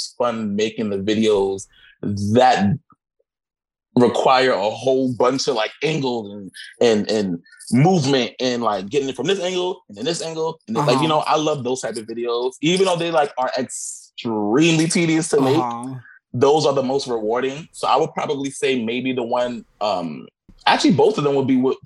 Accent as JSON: {"language": "English", "town": "New York City", "region": "New York", "country": "United States", "said": "I'm from Brooklyn. I'm from East New York, and that is my life"}